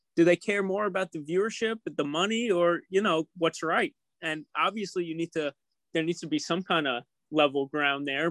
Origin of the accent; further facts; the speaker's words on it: New York City, New York, United States; I'm a New Yorker